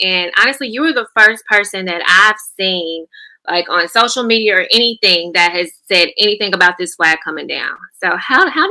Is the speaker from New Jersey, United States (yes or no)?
no; Grenada, Mississippi, United States; I'm from Grenada